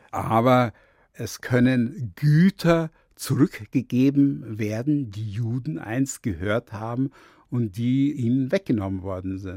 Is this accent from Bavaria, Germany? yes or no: yes; Munich, Bavaria, Germany; Ich habe mich sehr wohl als Bayer und Münchner gefühlt, aber einen deutschen Pass anzunehmen war für mich schwierig.